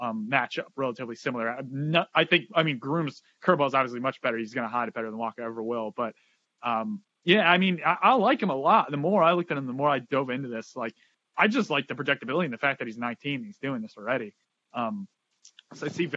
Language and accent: English; Boston, Massachusetts, United States; We're both from the Boston area, me and Ralph